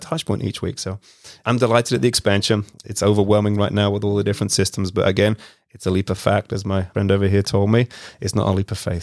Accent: London, United Kingdom; moved away; I grew up in West London in the mid nineties

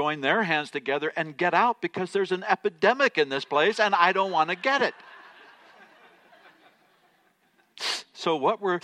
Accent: United States; I'm an American, so I have trouble speaking any other languages than English

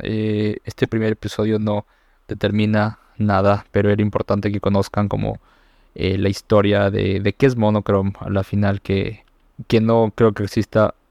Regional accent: Ecuador; aquí en mi país

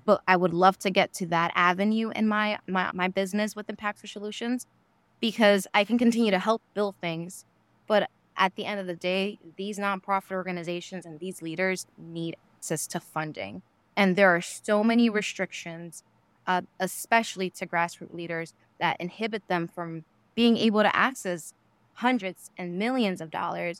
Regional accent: New York City, New York, United States; I grew up in New York City, Queens

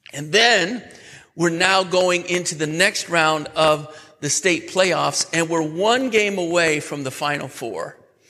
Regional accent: New York, United States; I'm from New York. So the big city for me was Syracuse

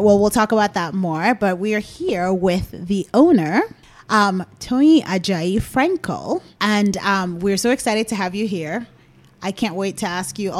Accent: Nigeria; as a Nigerian

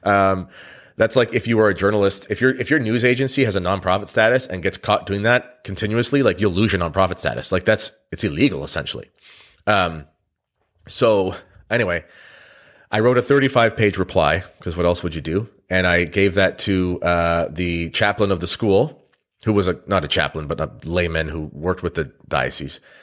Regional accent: Canada; I'm a Canadian

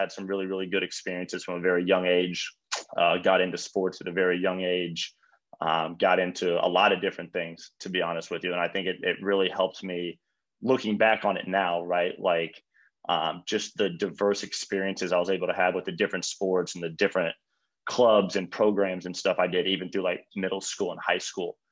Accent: Mooresville, Indiana, United States; moved away as an adult; now in Charlotte, United States; I grew up in Mooresville, Indiana

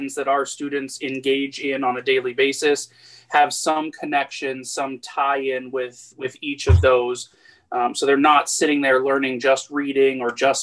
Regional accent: Fort Lauderdale, Florida, United States; I'm a local boy. I grew up in Fort Lauderdale, transitioned over to go to school at Florida Gulf Coast University

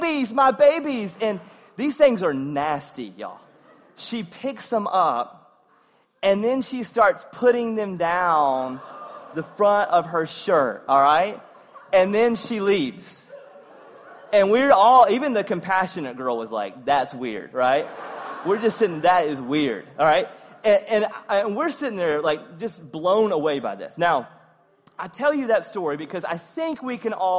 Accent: Eastern North Carolina, United States; also born or lived in Wake Forest, North Carolina; growing up in Eastern North Carolina

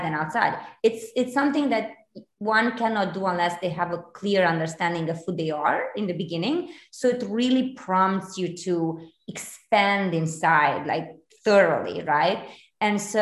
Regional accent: Romania; English is a second language; moved away as an adult; now in United States; I am originally from Romania, born, raised there

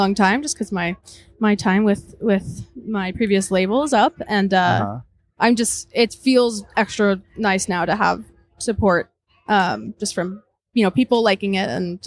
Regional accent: Westchester, New York, United States; I'm from Westchester

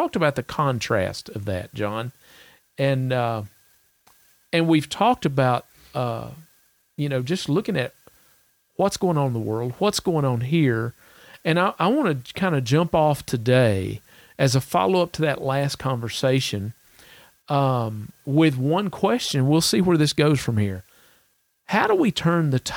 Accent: Salmon, Idaho, United States; Salmon, Idaho

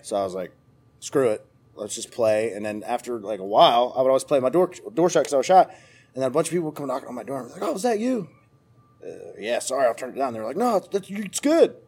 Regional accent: Cresson, Pennsylvania, United States; moved away as an adult; now in Nashville, United States; I'm originally from Pennsylvania, a little tiny town called Cresson

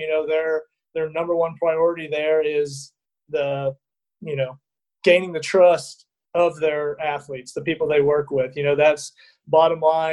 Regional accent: Dallas, Texas, United States; moved away as an adult; also born or lived in Fort Worth, Texas / Utah; now in Louisiana, United States; I'm from Dallas, Texas, originally

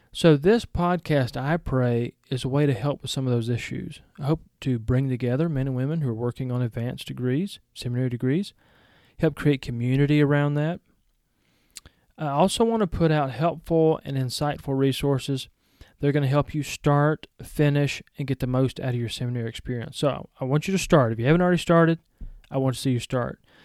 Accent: Georgia, United States; accent: Southern; also born or lived in Powell, Tennessee; I was born in Georgia

